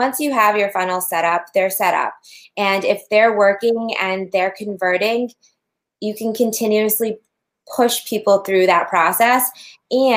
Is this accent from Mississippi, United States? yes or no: no; Massachusetts, United States; we're from Massachusetts